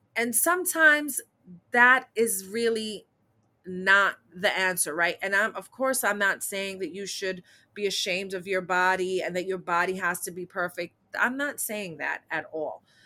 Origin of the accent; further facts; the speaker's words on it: New York City, New York, United States; I'm a New York City native, born and raised in Manhattan